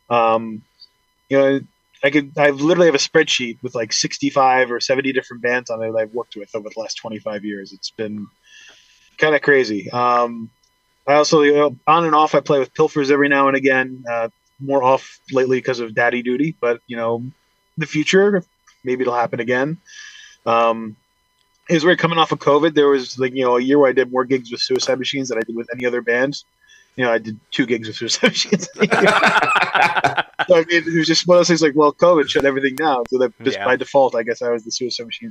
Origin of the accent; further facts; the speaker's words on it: Huntington, New York, United States; I'm from Huntington, New York